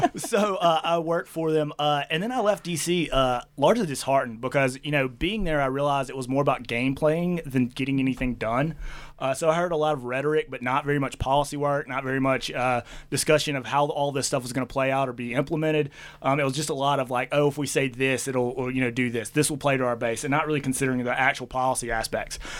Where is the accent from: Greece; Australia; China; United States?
United States; Mississippi; accent: southern; moved away as an adult; also born or lived in Valdosta, Georgia; now in Boise, United States; if you can hear the uh, southern accent through the radio, it's that's why I'm born and bred in Mississippi